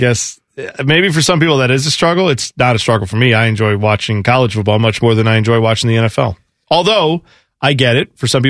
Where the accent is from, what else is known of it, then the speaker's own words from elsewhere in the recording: Columbus, Ohio, United States; I grew up in Columbus.